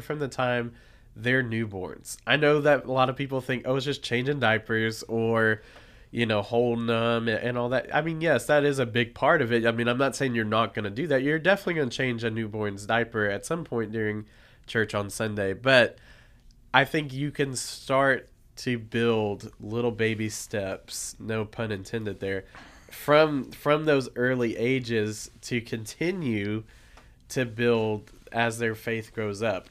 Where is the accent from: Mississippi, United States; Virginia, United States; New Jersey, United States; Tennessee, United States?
Tennessee, United States; Nashville; moved away as an adult; I am from Nashville, Tennessee originally, lived there for twenty-two years of my life